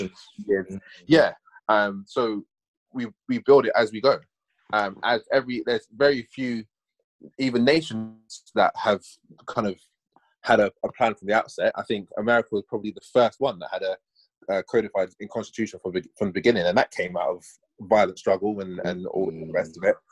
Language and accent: English; United Kingdom; now in Bristol, United Kingdom; this generation was born in this country to parents primarily who were born in this country we went to school in this country